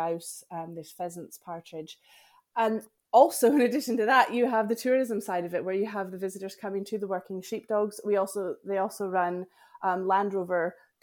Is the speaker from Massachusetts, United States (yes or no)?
no; Denver, Colorado, United States; moved away as an adult; now in Scottish Highlands, United Kingdom; I was born and raised in the Highlands of Denver, Colorado, in America